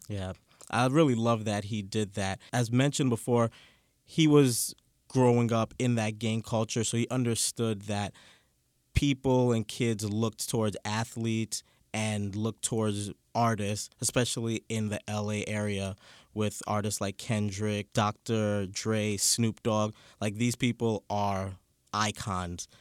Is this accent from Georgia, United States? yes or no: no; New York City, New York, United States; I grew up in Canarsie